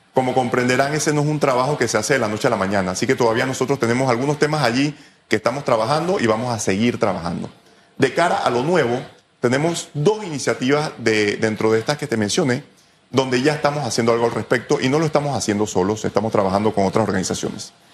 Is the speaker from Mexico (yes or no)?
no; Félix Olivares school, Chiriquí, Panama; now in Panama City, Panama; yo vengo del Félix Olivares, un colegio del cual me siento sumamente orgulloso